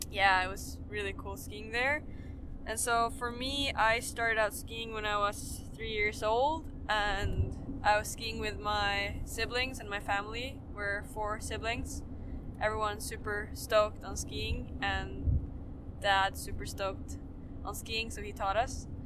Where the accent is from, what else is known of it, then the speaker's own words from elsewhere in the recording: Sweden; I'm from Sweden.